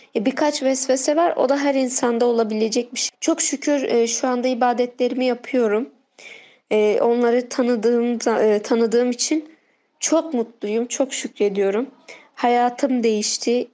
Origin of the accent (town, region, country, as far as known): Diyarbakır, Diyarbakır Province, Turkey